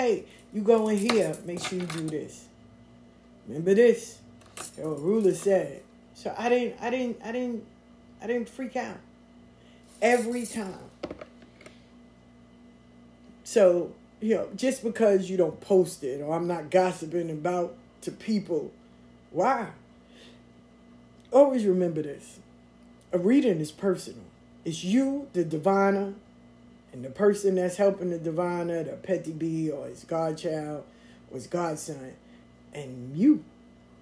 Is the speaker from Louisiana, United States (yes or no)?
no; Atlanta, Georgia, United States; moved away; I moved up here, right? I'm from Atlanta. I moved up here.